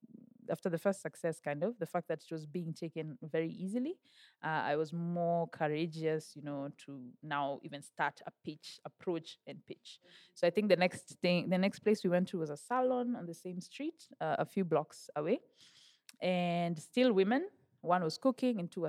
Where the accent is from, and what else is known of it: Nairobi, Kenya; born or raised there